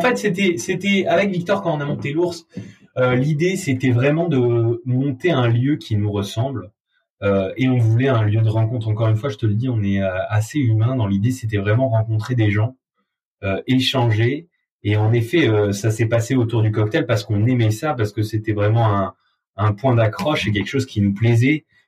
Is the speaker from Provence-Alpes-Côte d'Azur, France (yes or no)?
yes; Avignon, Provence-Alpes-Côte d'Azur, France; moved away as an adult; now in Paris, France; Je viens d'Avignon, j'ai fait toutes mes études à Avignon, ma famille est basée à Avignon